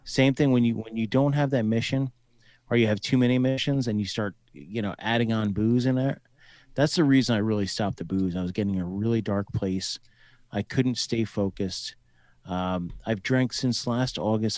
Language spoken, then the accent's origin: English; New Jersey, United States; moved away as an adult; also born or lived in Colorado / Fort Hood, Texas / Owatonna, Minnesota / Mankato, Minnesota; I'm from New Jersey originally